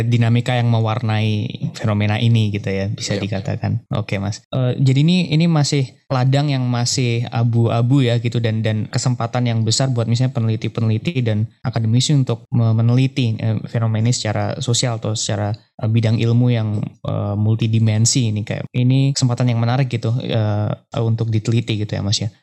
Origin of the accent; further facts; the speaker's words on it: Yogyakarta, Special Region of Yogyakarta, Indonesia; moved away as an adult; now in Jakarta, Indonesia; Dulu saya dari S M P, S M A sampai kuliah di Jogja